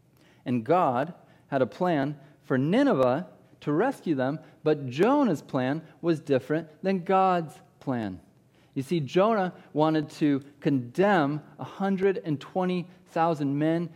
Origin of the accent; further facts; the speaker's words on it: Iowa, United States; I grew up in Iowa